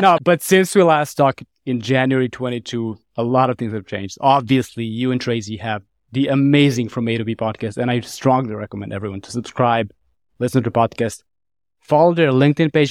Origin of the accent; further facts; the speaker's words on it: Niš, Nišava District, Serbia; my hometown of, in Serbia, town of Niš